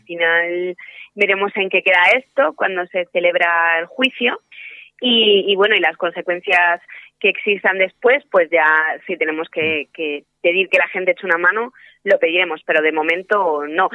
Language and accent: Spanish; Spain; mi propio país